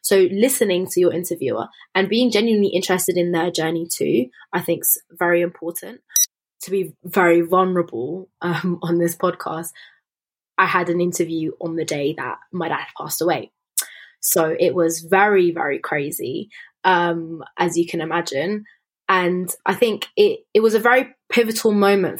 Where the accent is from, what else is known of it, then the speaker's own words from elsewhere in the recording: Slough, South East England, United Kingdom; In Slough, so just outside of London. Slough.